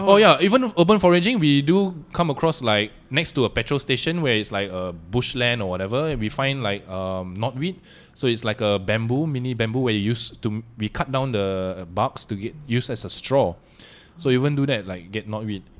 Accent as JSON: {"language": "English", "country": "Malaysia", "also_born_or_lived": "Singapore / Denmark", "said": "I am Malaysian first and foremost"}